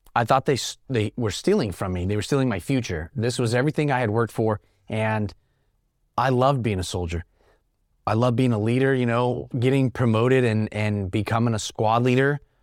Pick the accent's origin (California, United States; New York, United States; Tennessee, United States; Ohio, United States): California, United States; Sacramento; also born or lived in Stockton, California; I was born and raised right here in Northern California. Uh, I was born in Stockton. I graduated high school at Grant here in Sacramento.